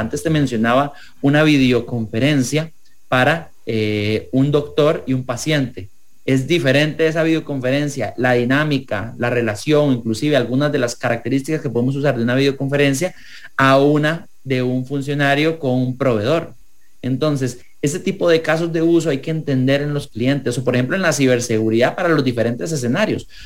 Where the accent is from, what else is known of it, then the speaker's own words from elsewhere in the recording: Costa Rica; como ciudadanos, como costarricenses